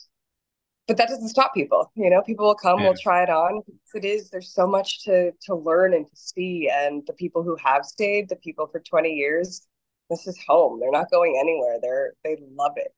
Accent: United States; moved away as an adult; now in Costa Rica; I'm from the States

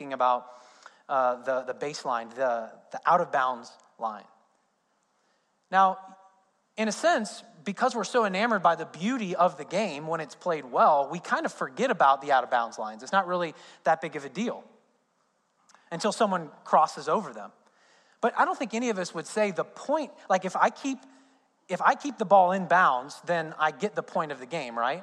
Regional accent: Indiana, United States; moved away; I'm from Indiana, so basketball is a big thing in Indiana. I grew up as an IU fan

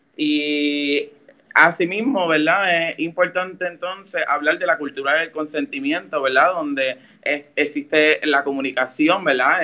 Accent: Mayagüez, Puerto Rico; Soy de Mayagüez y soy líder feminista en el oeste

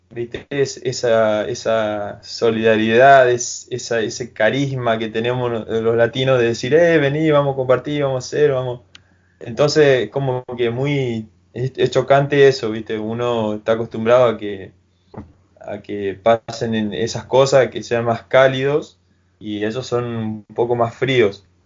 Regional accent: Argentina; hay uno que está siempre con nosotros, poner que somos cinco argentinos y está él ahí y re buena onda

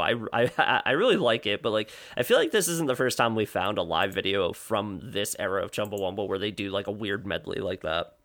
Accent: Woodbridge, New Jersey, United States; I grew up in Woodbridge, which is where Menlo Park is

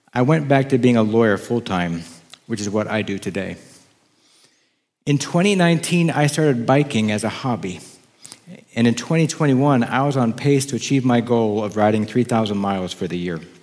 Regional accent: Oklahoma, United States; also born or lived in Wisconsin; In third grade, we moved from Wisconsin to Oklahoma so that my dad could enroll at Rainbow Bible College

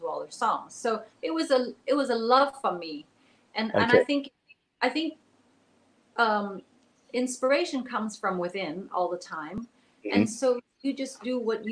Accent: Canada; also born or lived in Taiwan / Hong Kong; So she brought us all to Canada, and she didn't speak any English. I didn't speak any English. And so, so I was just 5 years old or 4 and a half

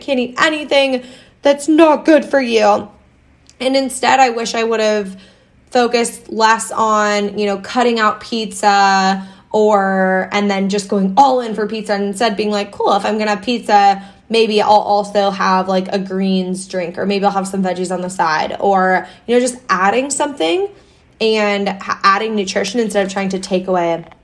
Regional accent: Iowa, United States; I grew up in Iowa.

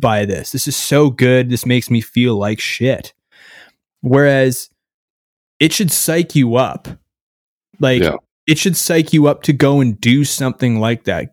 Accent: Canada; I'm from Canada

